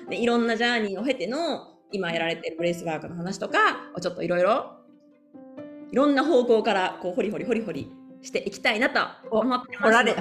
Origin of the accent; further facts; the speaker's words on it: Zama, Kanagawa, Japan; also born or lived in Yokosuka; now in United States; 私はそう日本生まれもう生まれも育ちも神奈川県生まれです。